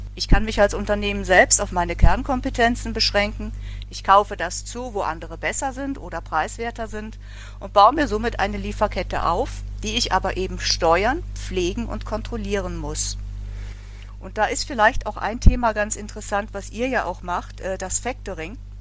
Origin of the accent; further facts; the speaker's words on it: Bavaria, Germany; now in Cologne, Germany; ich komme ja eigentlich auch aus Bayern. Meine Eltern sind Rosenheim und Eggenfelden